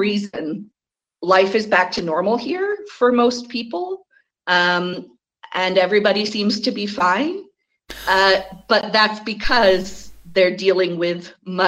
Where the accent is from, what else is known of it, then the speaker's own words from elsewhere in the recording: Connecticut, United States; I'm coming from Connecticut, which is in kind of a funny position